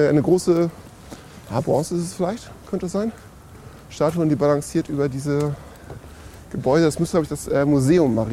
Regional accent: Northern Germany, Germany; born there; bin äh, noch Norddeutscher geboren

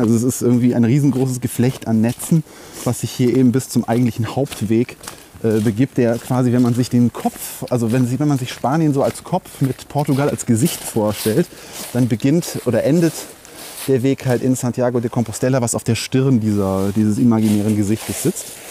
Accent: Germany; Ich bin Deutscher

